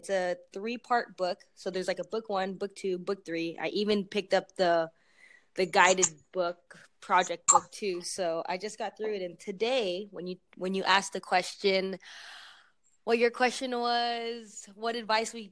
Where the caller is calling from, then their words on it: Tucson, Arizona, United States; Okay, well I'm I'm calling from Arizona.